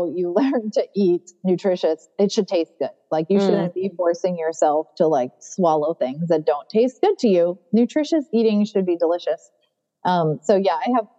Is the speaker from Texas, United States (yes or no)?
no; California, United States; now in North Carolina, United States; I grew up in California